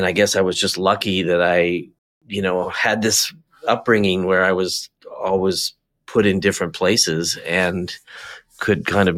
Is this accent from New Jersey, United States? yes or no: yes; New Jersey, United States; also born or lived in Midwest / Southern California; I was born in the Midwest, but my dad worked on Wall Street and we lived out on a farm in New Jersey.